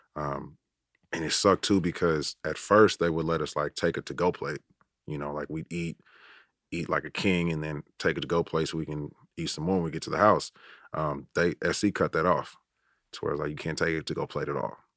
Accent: Oakland, California, United States; I grew up in Oakland, and I went to high school in San Francisco

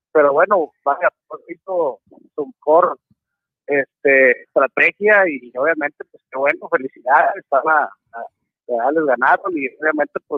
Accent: Monterrey, Nuevo León, Mexico; somos regios y regios y ojalá que aquí se quede la copa.

